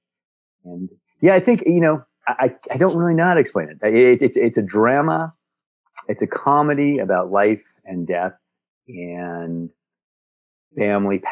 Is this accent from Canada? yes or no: yes; Montreal, Quebec, Canada; moved away as an adult; I grew up in Montreal. That's really the only growing up place I know